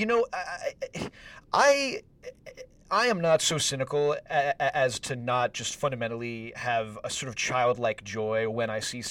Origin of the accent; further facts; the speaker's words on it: Northern California, United States; I'm from Northern California